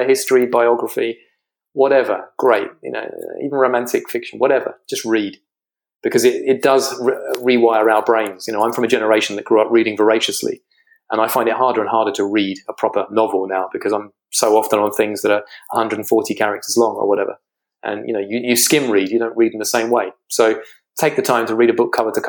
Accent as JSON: {"language": "English", "country": "United Kingdom", "said": "you can hear from my accent, I'm a Brit."}